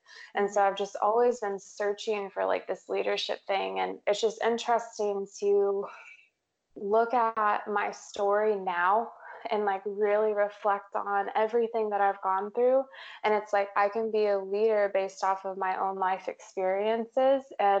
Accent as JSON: {"language": "English", "region": "Texas", "country": "United States", "tie": "born or raised there", "said": "I grew up, I'm from Texas. And whenever people ask me like, where are you from? I'm like, I'm from Texas. Like, oh, where? And I'm like, everywhere."}